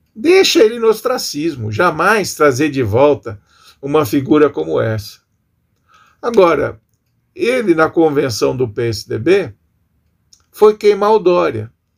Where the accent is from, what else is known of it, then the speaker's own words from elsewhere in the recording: Brazil; nos atormentando enquanto brasileiros